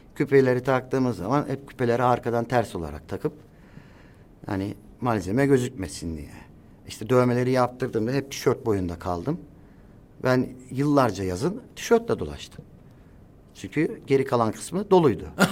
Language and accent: Turkish; Istanbul, Turkey; Kurtuluş doğma büyüme, kurtuluşta doğdum. Orada büyüdüm